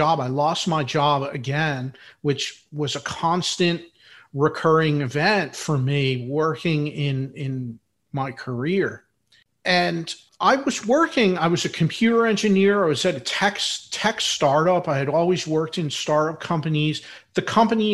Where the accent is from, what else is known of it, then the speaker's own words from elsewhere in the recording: Philadelphia, Pennsylvania, United States; I'm from Philadelphia, in Philadelphia, PA.